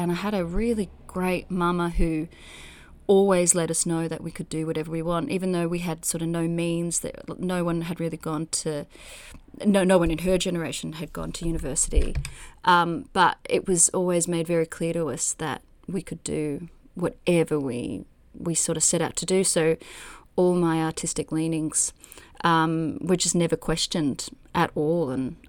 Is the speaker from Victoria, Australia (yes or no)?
yes; Tyres, Victoria, Australia; Jeez, it's a really beautiful land out there. And that Tyres is a tiny town that's sort of a satellite town to Traralgon, which is where there's the big open cut coal mine there